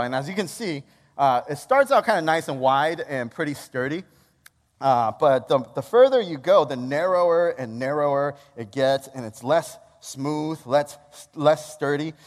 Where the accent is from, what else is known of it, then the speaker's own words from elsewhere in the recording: Chicago, Illinois, United States; also born or lived in Wilmington, North Carolina; I'm from Chicago as well. Went to school in North Carolina